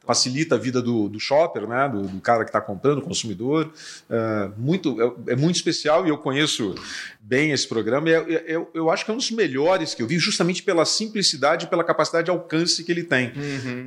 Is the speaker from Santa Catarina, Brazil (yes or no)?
no; Curitiba, Paraná, Brazil; now in São Paulo, Brazil; eu sou de Curitiba